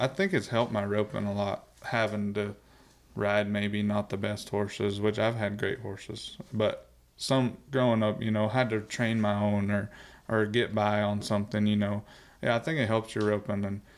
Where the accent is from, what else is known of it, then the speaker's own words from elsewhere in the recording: South Dakota, United States; I was growing up in South Dakota.